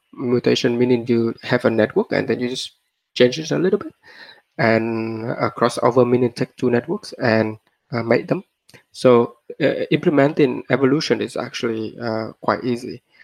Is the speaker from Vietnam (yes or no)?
yes; Vietnam; moved away; also born or lived in Australia / Stanford; I was born in Vietnam